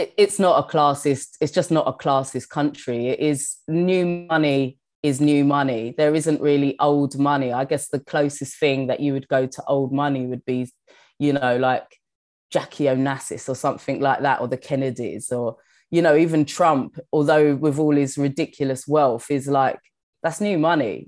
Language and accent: English; London, United Kingdom; moved away as an adult; also born or lived in New York; I've always felt like such a Londoner